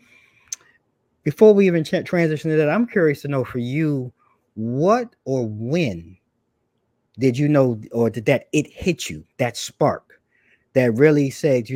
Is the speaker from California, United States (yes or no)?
no; New York, United States; from my hometown in New York